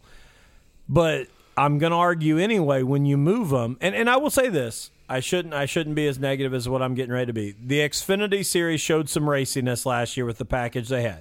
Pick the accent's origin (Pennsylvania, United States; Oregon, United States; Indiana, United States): Indiana, United States; Mitchell; I grew up in Mitchell, Indiana